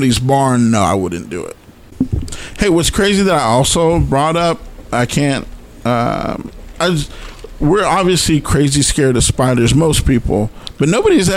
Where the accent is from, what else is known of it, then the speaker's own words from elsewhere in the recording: San Diego, California, United States; I grew up in San Diego, California, and I grew up in an area that was a canyon area